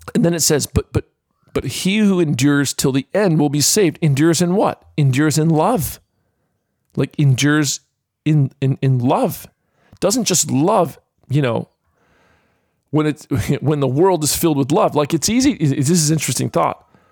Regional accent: Florida, United States; now in Australia; as a kid growing up in the state of Florida

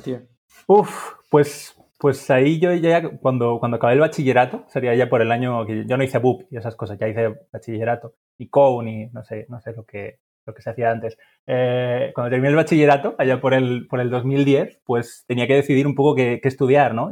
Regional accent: Huesca, Aragon, Spain; yo, soy de Huesca

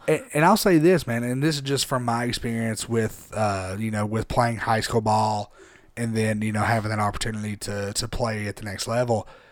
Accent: Harriman, Tennessee, United States; I'm from Harriman. I'm from a small town.

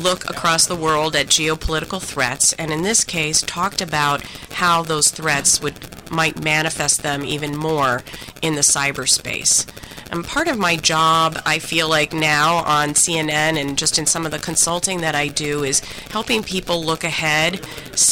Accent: North Dakota, United States; I'm from North Dakota

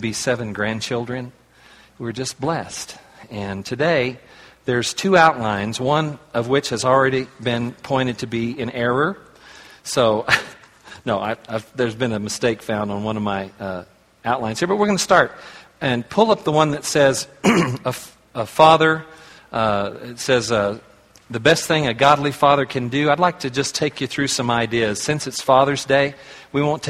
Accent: Oklahoma, United States; I was raised in Oklahoma

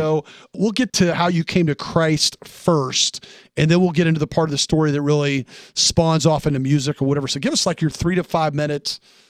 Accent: Tennessee, United States; moved away; Tennessee, my home state. I don't get to go there enough.

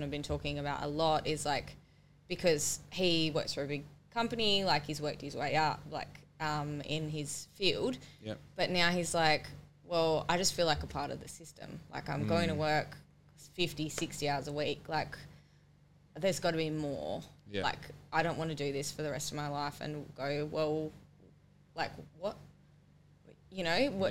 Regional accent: Bunbury, Western Australia, Australia; also born or lived in Perth; we're both from Bunbury

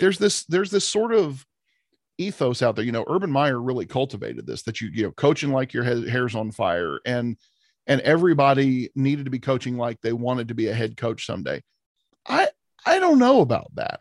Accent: Ohio, United States; we're from Ohio

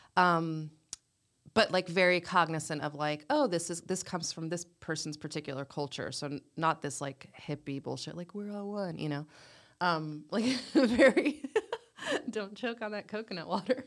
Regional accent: Clemmons, North Carolina, United States; also born or lived in North Jersey, New Jersey; now in Durham, United States; I am from Clemens, but I always say Winston

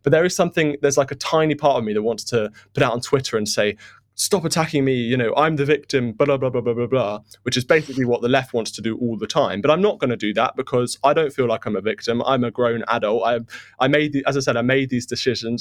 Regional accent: United Kingdom; as a Brit

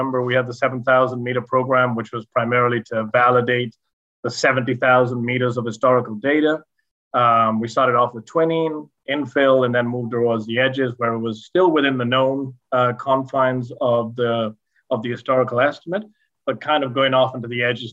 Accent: Argentina; now in Canada; I grew up in Argentina on a farm that had many more bees

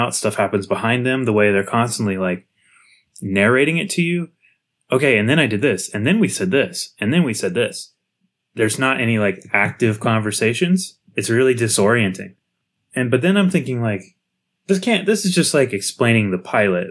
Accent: United States; as an American kid

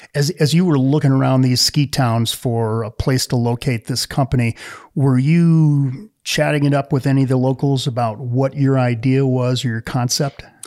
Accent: Wisconsin, United States; moved away; I grew up in the Midwest. I was a beer drinker, maybe a little bit of brandy old fashioned because I was from Wisconsin

